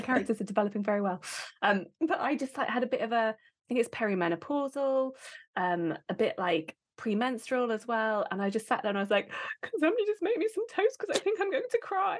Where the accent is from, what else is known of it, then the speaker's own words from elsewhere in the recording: United Kingdom; we are British